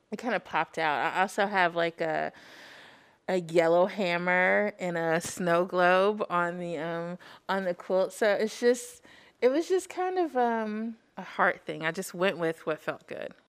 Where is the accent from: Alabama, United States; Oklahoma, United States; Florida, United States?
Alabama, United States; Huntsville; now in Madison, United States; I'm originally from Huntsville, Alabama, currently residing in Madison